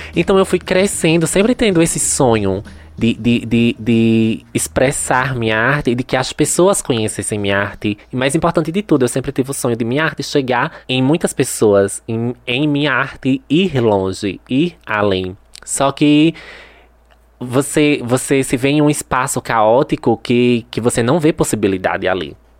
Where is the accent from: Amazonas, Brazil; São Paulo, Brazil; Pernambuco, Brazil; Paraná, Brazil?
Pernambuco, Brazil; Santa Maria da Boa Vista; eu nasci em Santa Maria da Boa Vista e fui criada em Santa Maria da Boa Vista